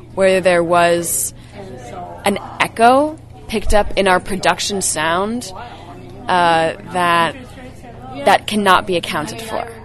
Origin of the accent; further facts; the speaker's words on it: Bay Area, California, United States; I'm, I'm from the Bay Area